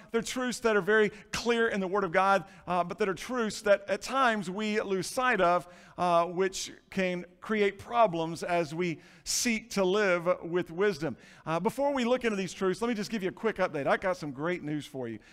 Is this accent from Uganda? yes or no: no; Florida, United States; Growing up in Florida, been on a lot of seashores